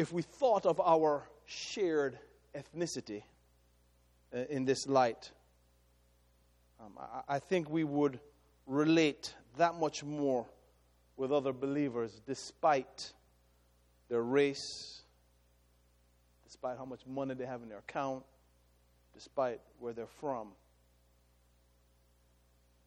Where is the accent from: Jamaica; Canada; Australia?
Jamaica; I am ethnically Jamaican.